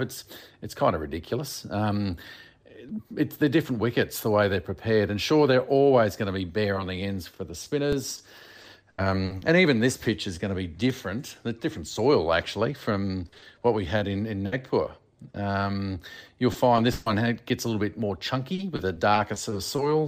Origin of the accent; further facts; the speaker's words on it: Australia; being an Australian